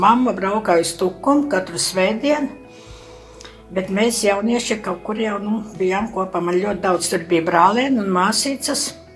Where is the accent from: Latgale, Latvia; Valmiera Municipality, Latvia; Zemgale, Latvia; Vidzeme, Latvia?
Latgale, Latvia; Preiļi district, Sauna parish; moved away as an adult; also born or lived in Kurzeme; now in Riga, Latvia; dzimusi es esmu gan tagad Prēļu rajonā, Saunas pagastā, līdz 20 gadiem dzīvoju Latgalē.